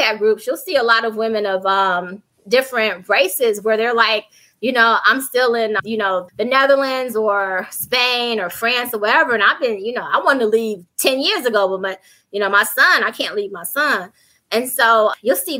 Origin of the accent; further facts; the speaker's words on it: Chicago, Illinois, United States; first language English; moved away as an adult; also born or lived in Atlanta; now in Rome, Italy; I'm from the South Side of Chicago. My first language is English